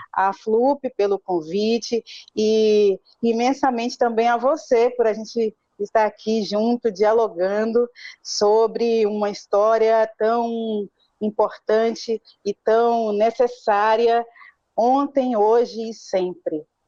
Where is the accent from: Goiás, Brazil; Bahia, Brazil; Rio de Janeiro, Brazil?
Bahia, Brazil; Salvador; moved away as an adult; now in São Paulo, Brazil; eu sou de Salvador, é, migrei para São Paulo já aos 24, 25 anos